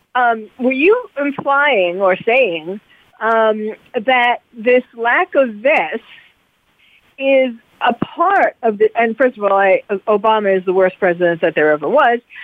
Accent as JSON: {"language": "English", "town": "New York City", "region": "New York", "country": "United States", "tie": "born or raised there", "moved": "yes", "lives_now": "California, United States", "said": "I was born and bred in New York City"}